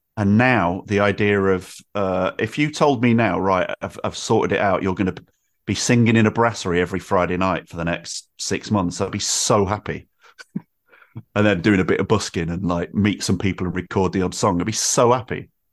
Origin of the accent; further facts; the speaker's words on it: Manchester, North West England, United Kingdom; moved away as an adult; now in Brighton, United Kingdom; I grew up in Manchester in the nineties